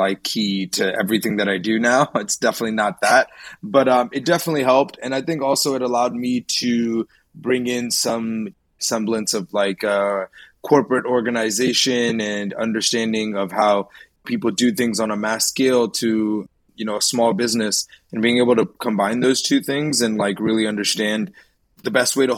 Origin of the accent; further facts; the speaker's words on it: Annapolis, Maryland, United States; I grew up in Maryland, in and around the Annapolis area